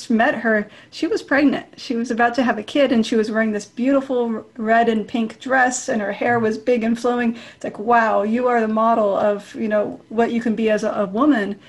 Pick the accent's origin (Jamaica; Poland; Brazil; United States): United States; Bay Area, California; I grew up in California, in the Bay Area